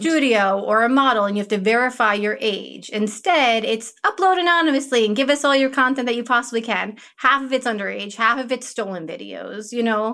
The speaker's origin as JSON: {"language": "English", "town": "Woodstock", "region": "New York", "country": "United States", "tie": "born or raised there", "said": "I grew up near near Woodstock, New York, in the middle"}